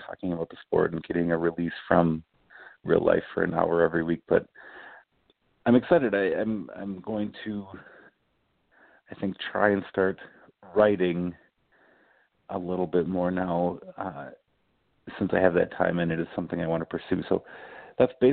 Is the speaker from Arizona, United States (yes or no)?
no; Cottage Grove, Minnesota, United States; I grew up mostly in a town called Cottage Grove, Minnesota, and I went to high school there